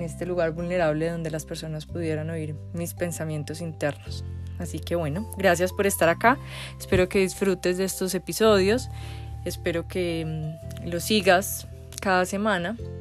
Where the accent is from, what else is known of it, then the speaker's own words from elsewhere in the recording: Medellín, Antioquia, Colombia; Nací en Medellín, Colombia